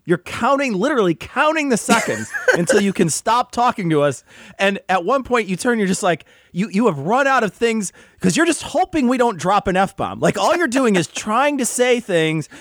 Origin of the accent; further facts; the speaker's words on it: Illinois, United States; we're from Illinois